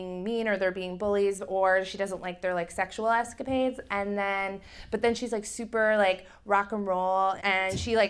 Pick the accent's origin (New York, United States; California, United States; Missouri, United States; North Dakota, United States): New York, United States; New York City; we're from like New York and Brooklyn